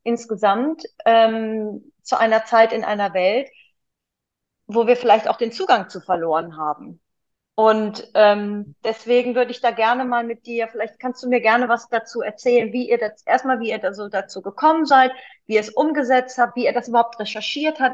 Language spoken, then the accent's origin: German; Cologne, North Rhine-Westphalia, Germany; als Kölnerin